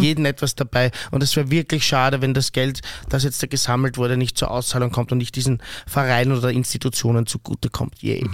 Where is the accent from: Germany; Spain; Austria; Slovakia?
Austria; als Österreicher